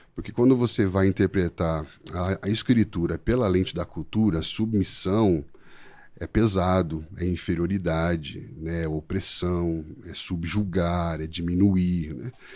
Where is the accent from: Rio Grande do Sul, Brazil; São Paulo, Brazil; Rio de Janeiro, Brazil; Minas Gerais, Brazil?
São Paulo, Brazil; moved away as an adult; also born or lived in southern Brazil; now in Sorocaba, Brazil; Somos naturais aqui de São Paulo